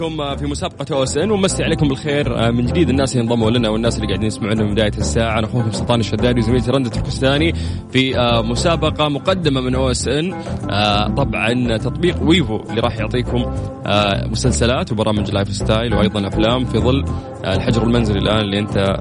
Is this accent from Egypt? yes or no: yes; Cairo, Cairo Governorate, Egypt; now in Jeddah, Saudi Arabia; انا من القاهره